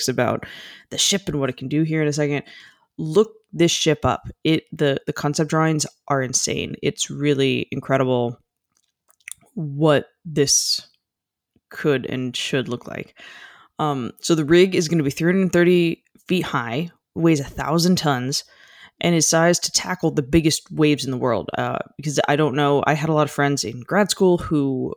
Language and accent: English; United States; as an American